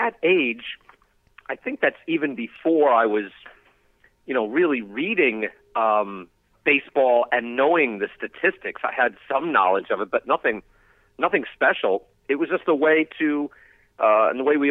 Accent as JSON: {"language": "English", "area": "Long Island", "region": "New York", "country": "United States", "tie": "born or raised there", "said": "I can still remember where I used to shop for them at the Nassau Mall when I was growing up on Long Island."}